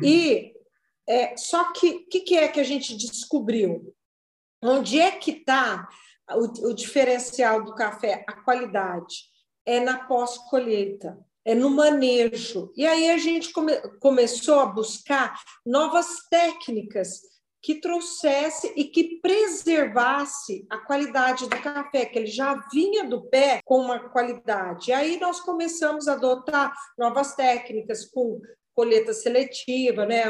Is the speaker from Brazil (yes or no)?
yes; Franca, São Paulo, Brazil; also born or lived in Ribeirão Preto; eu brinco que eu só nasci lá, porque a minha mãe, a família dela é de Ribeirão, e a, e a mãe dela morava em Ribeirão Preto. É, meu pai é da primeira turma de medicina, da Faculdade de Medicina de Ribeirão Preto. Eles se casaram, mudaram para Franca, e aí ela teve os filhos lá, mas eu me sinto muito mais francana que ribeirão pretana